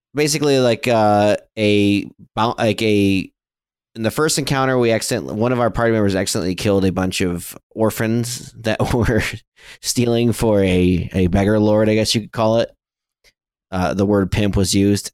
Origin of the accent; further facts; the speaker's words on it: Flint, Michigan, United States; I grew up in Flint, Michigan